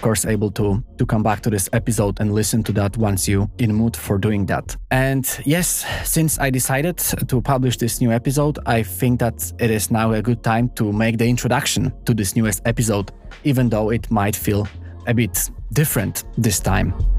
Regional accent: Poland; moved away; I am extremely proud of my home country

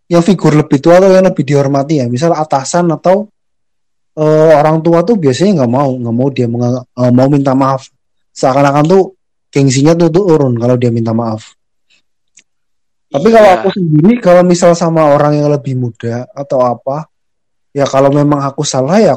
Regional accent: Central Java, Indonesia; accent: Ngapak; orang secara silsilah tuh aku masuknya Sunda ya wilayahnya Sunda tapi KTP-nya Jawa Tengah ya tapi bahasanya Jawa Tengahnya ngapak ya

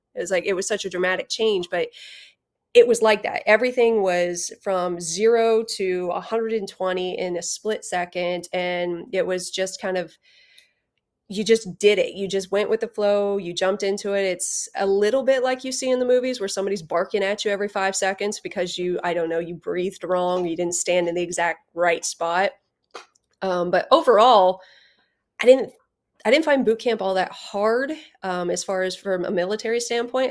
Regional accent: Ohio, United States; moved away as an adult; I grew up in Ohio

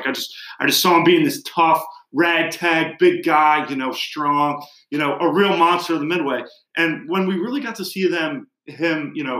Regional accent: United States

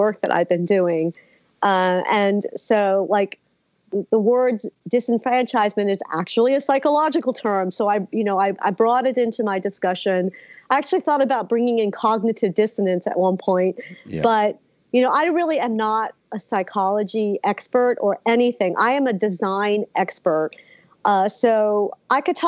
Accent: Philadelphia, Pennsylvania, United States; I'm American. I was born in Philly

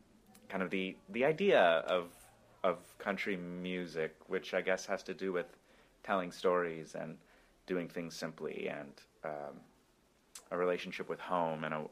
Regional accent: Brookings, South Dakota, United States; moved away as an adult; now in Brooklyn, United States; the people of Brookings and of my hometown

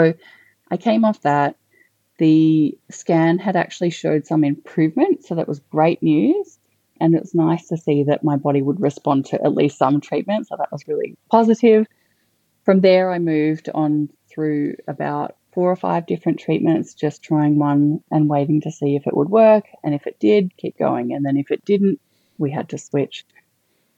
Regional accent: Canberra, Australian Capital Territory, Australia; also born or lived in Melbourne; now in Queensland, Australia; So I'm originally not from Queensland, but I'm originally from Canberra. So I'd lived in Melbourne for about 14 years

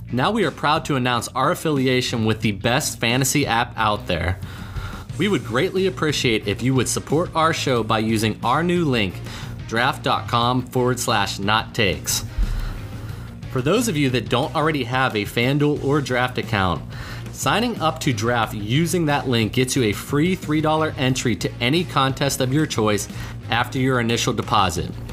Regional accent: Pittsburgh, Pennsylvania, United States; I'm from Pittsburgh.

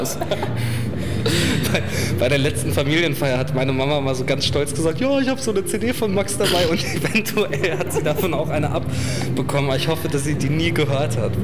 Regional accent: Alfeld, Lower Saxony, Germany; moved away as an adult; also born or lived in Kassel; ich bin in der Nähe von Hameln aufgewachsen, nämlich in Alfeld und äh, bin da zur Schule gegangen

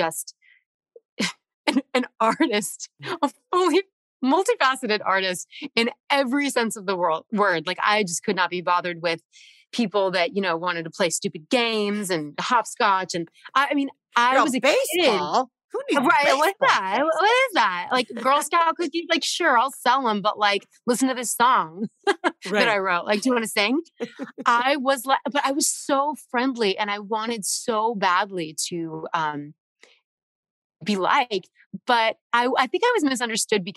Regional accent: Reno, Nevada, United States; born or raised there; also born or lived in Studio City, California / New York; now in Los Angeles, United States

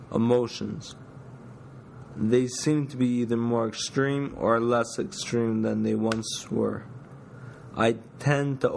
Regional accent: Ottawa, Ontario, Canada; now in Toronto, Canada; my hometown, Ottawa.

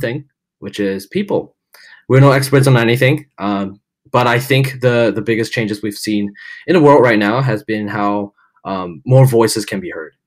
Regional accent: Sarawak, Malaysia; moved away as an adult; also born or lived in Kuching, Malaysia; now in Melbourne, Australia; I am originally from Malaysia, Cebu, Malaysia. Yeah. A very small town in Sarawak

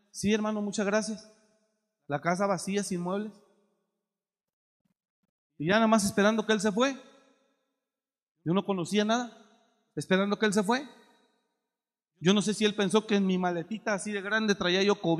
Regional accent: Mexico; moved away; Mire, yo me vine de México con mi maleta, 150 pesos en la bolsa.

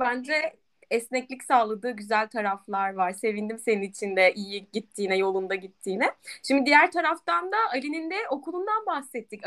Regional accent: Aegean Region, Turkey; bir Egeli olarak

